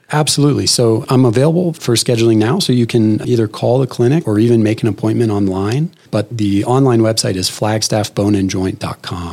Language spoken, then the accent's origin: English; Phoenix, Arizona, United States; moved away as an adult; also born or lived in Stanford, California / Boston, Massachusetts; I'm an Arizona native. I grew up in Phoenix